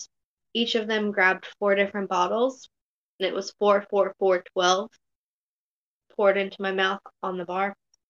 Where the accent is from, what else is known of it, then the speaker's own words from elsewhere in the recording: Orlando, Florida, United States; also born or lived in Daytona Beach; Was born in Daytona Beach, but mostly grew up in Orlando